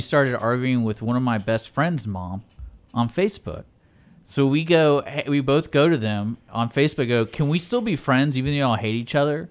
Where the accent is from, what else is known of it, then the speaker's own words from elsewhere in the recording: Texas, United States; growing up in Texas